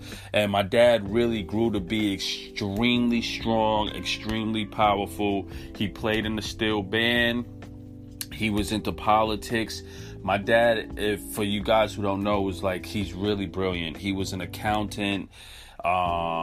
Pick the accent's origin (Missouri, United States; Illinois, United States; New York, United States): New York, United States; New York City; we're from Crown Heights, and we settled in 1981 in Crown Heights, Brooklyn, and lived there since. My mom still lives over there, and that's where we grew up. So I'm a Crown Heights kid.